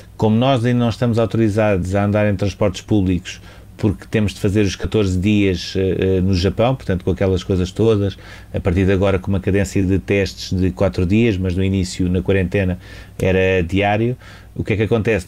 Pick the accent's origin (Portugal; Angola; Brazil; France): Portugal; como jornalista, mas também como português